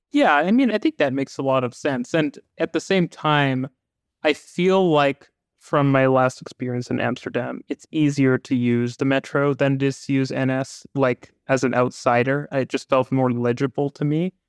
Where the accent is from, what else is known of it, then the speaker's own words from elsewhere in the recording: Vancouver, British Columbia, Canada; I grew up in Vancouver